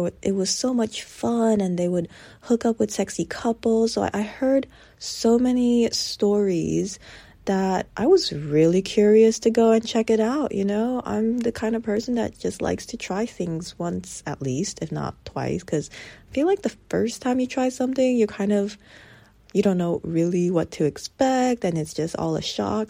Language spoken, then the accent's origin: English; United States; an American born kid